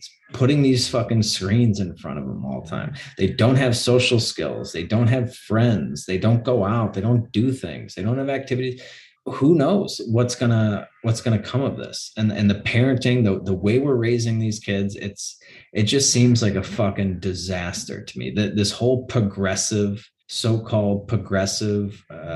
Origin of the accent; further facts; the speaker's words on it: Chicago, Illinois, United States; in Chicago, my hometown